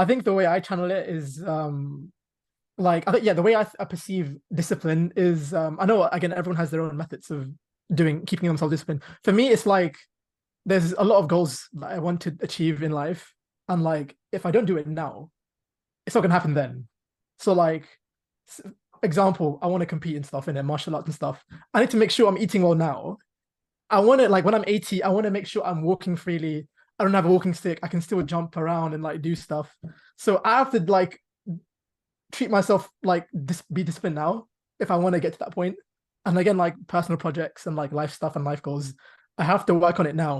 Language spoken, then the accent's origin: English; Pakistan; I'm Pakistani.